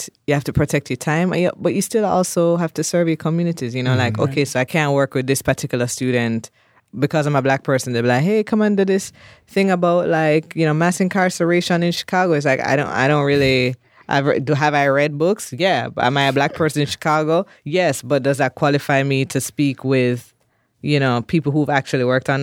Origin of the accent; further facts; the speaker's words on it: Jamaica; Like to say I'm from Jamaica and I'm a scholar, it would be very different if I were a white person, a white man coming from the U.S. to study, right?